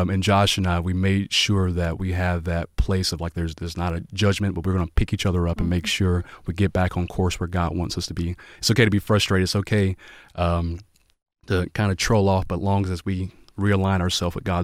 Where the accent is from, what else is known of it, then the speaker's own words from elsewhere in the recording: the South, United States; I'm from the I'm from the South too. My parents are in the military.